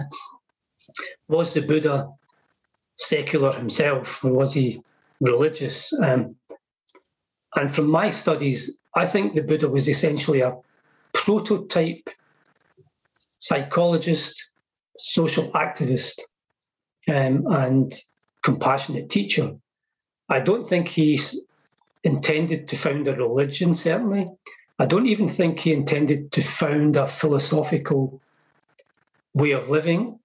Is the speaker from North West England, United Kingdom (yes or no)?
no; Scotland, United Kingdom; born or raised there